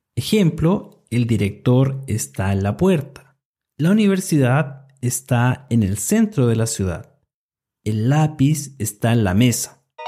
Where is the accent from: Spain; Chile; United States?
Chile; soy de Chile y enseño español para estudiantes extranjeros